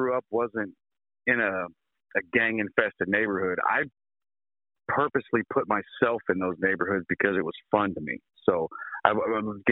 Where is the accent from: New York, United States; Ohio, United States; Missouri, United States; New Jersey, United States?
Missouri, United States; Sedalia; I was born and raised in Sedalia, the good old Midwestern Missouri